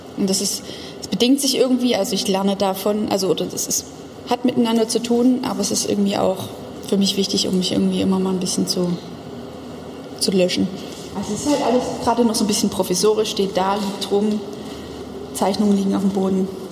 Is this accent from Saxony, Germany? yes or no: yes; Dresden, Saxony, Germany; Ich bin nicht auf dem Dorf aufgewachsen, aber zumindest am Stadtrand in Dresden.